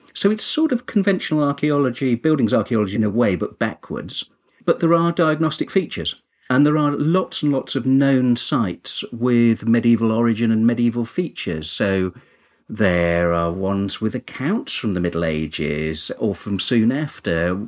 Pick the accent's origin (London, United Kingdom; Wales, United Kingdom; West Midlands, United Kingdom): West Midlands, United Kingdom; Kinver; I'm originally from Kinver in Staffordshire, which has lots and lots of cave dwellings